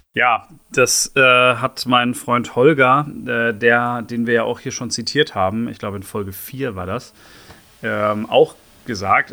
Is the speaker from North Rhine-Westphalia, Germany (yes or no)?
yes; Bochum, North Rhine-Westphalia, Germany; now in Berlin, Germany; ich bin ja in Bochum geboren.